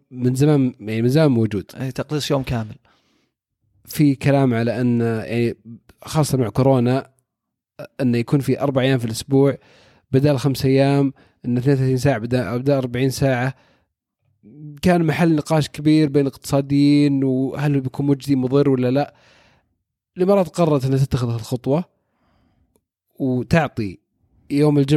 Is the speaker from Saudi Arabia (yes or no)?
yes; Saudi Arabia